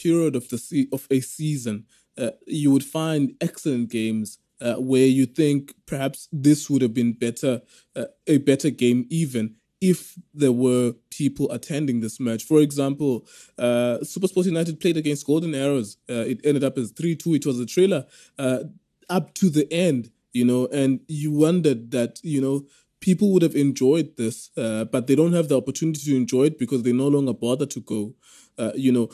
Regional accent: Cape Town, Western Cape, South Africa; growing up in Cape Town, if I didn't go to Newland Stadium

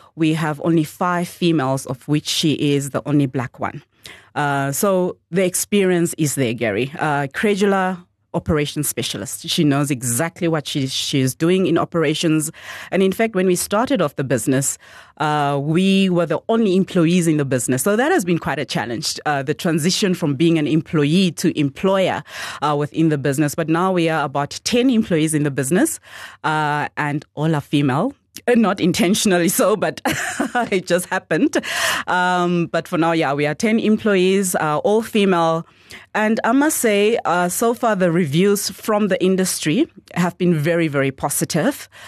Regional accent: Swakopmund, Erongo, Namibia; first language Damara/Nama (Khoekhoegowab); English is a second language; a girl born and bred in Mondesa, which is the township in Swakopmund

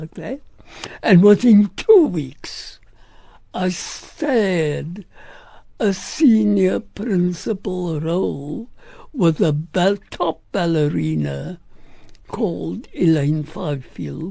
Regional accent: South Africa; being an South African and me from South Africa

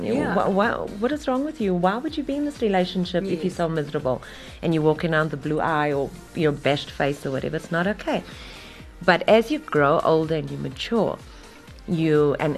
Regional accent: Durban, KwaZulu-Natal, South Africa; I'm originally from Wentworth in Durban

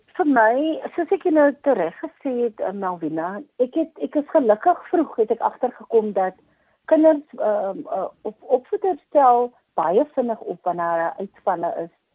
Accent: Paarl, Western Cape, South Africa; moved away as an adult; also born or lived in West Coast, South Africa; kom ek te Parel uit. Uh in die Parel skool gegaan het was by New Orleans uh mm. sekondêr

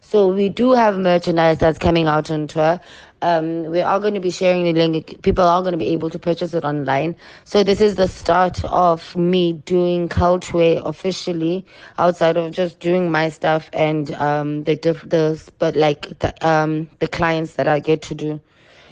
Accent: South Africa; I am a global child who is born from South Africa

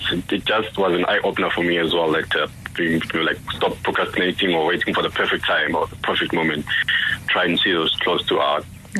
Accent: Durban, KwaZulu-Natal, South Africa; now in Johannesburg, South Africa; because I moved province, like initially I'm from Durban, but now I'm in Joburg.

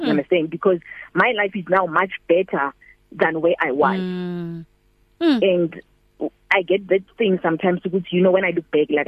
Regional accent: Mahikeng, North West, South Africa; moved away as an adult; now in Vaal, South Africa; My hometown is in Mafikeng, born and bred there. Then I came to the Vaal almost 15 years ago

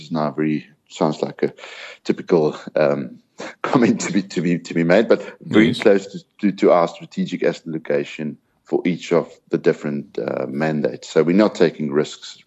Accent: South Africa; being South African

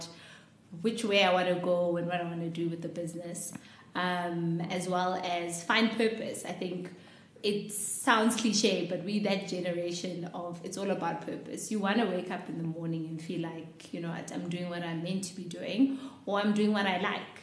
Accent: Soweto, Gauteng, South Africa; I grew up in Orlando Gardens

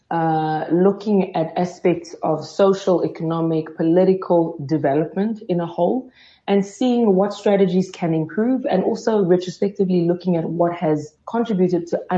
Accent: DR Congo; now in South Africa; I don't know what the future holds in terms of going back to my home country. But South Africa has been my home for a really, really long time. And if I can say so myself, on many days I feel more South African than I do Congolese

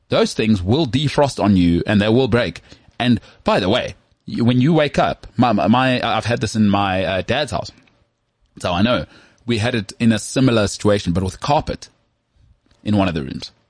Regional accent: West Rand, Gauteng, South Africa; I've got North tendencies, even though I'm from the West Rand.

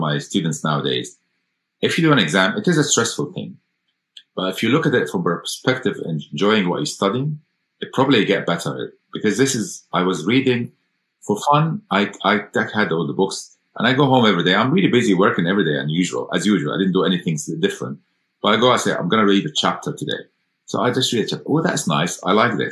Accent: Egypt; moved away as an adult; now in United Kingdom; I went to medical school in Cairo, so because I'm from Egypt originally

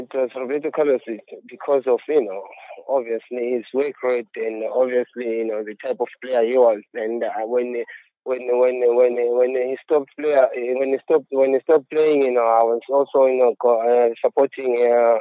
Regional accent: Zimbabwe; moved away; also born or lived in Harare, Zimbabwe; Then I went through academy from my hometown, which was in Ntare. Then I had to move to Harare

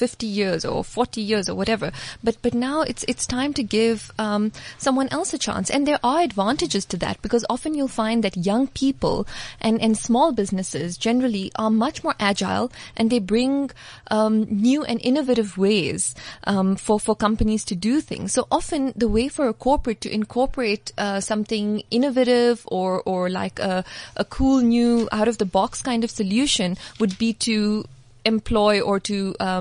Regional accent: Dubai, United Arab Emirates; moved away as an adult; now in South Africa; I grew up in Dubai

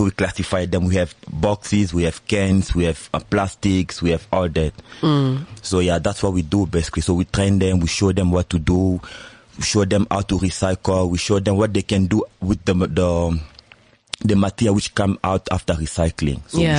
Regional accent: DR Congo; now in South Africa; As you said, I'm from the Congo. I've been here in SA for 4 years now.

